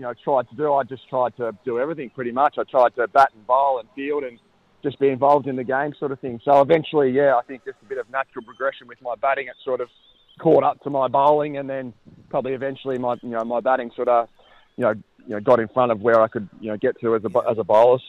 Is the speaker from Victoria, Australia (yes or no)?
yes; Bairnsdale, Victoria, Australia; I was born and bred in Bensdale